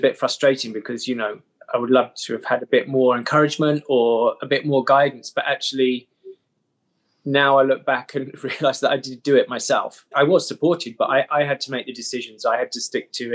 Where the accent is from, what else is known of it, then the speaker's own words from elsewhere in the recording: Dartford, South East England, United Kingdom; also born or lived in Bromley; I was born in Bromley and brought up just outside Dartford in Kent